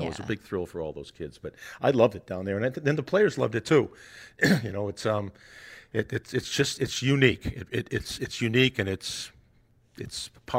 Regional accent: New England, United States; I grew up skating up in New England when I was a kid

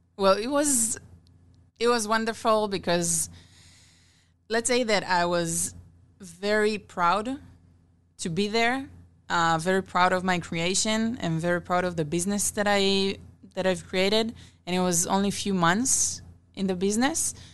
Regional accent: Israel; moved away as an adult; now in Omaha, United States; I'm originally from Israel

